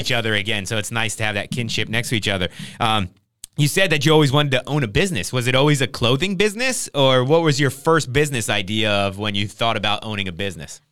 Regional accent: Trenton, New Jersey, United States; moved away; I grew up in Trenton, New Jersey

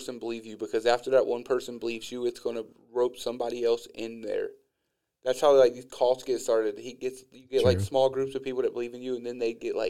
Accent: Midwest, United States; It's because I'm from the Midwest and I lived on the north side of one town.

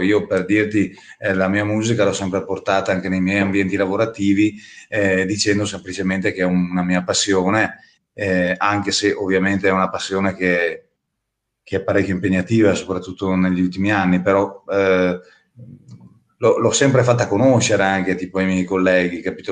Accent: Avio, Trentino-Alto Adige, Italy; moved away; nel mio comune d'origine di Avio

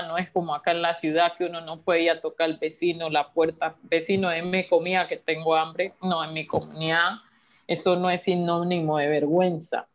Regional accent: Colombia; como colombianos

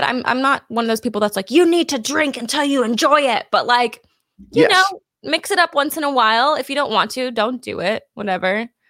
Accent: California, United States; moved away as an adult; now in Texas, United States; I'm from California

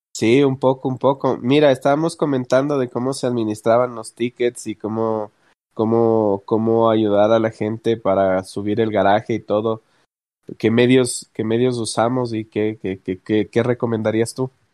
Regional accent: Ecuador; yo que soy de Ecuador

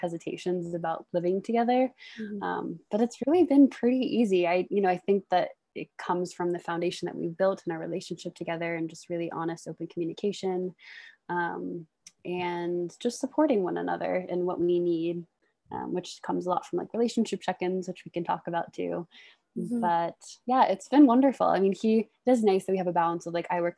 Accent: Washington, District of Columbia, United States; moved away as an adult; also born or lived in Baltimore, Maryland; now in Boulder, United States; I'm from the Washington, D.C. area originally.

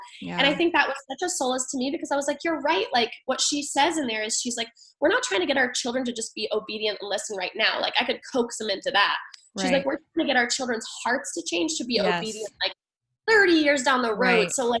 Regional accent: Thailand; now in United States; but I grew up in Thailand and we were constantly moving. And I realized, like, through all the moves, I experienced a lot of loss. Mm-hmm. And so my final move to New Hampshire

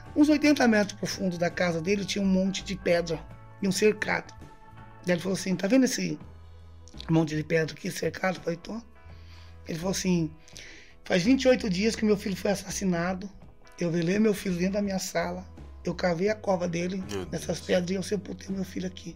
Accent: interior of São Paulo, Brazil; moved away as an adult; also born or lived in Pernambuco/Piauí border; Eu sou de São Paulo. Sou do interior de São Paulo, vivi minha vida toda no interior de São Paulo

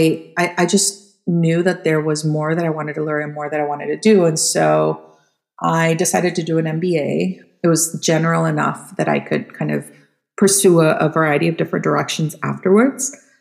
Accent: Costa Rica; born there; I was born in Costa Rica. So what happened was my grandparents are actually from Poland.

